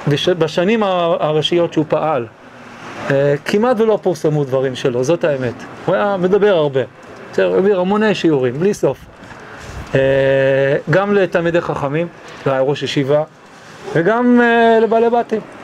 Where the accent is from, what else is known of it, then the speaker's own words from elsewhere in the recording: Israel; also born or lived in New York, United States; אני נולדתי בניו יורק, עליתי ארצה כשהייתי בן שבע